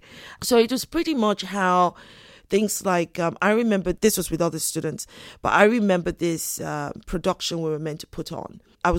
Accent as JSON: {"language": "English", "country": "United Kingdom", "tie": "born there", "also_born_or_lived": "United States", "said": "I was born here in the United Kingdom. My parents traveled a bit. We also lived in the States for a bit."}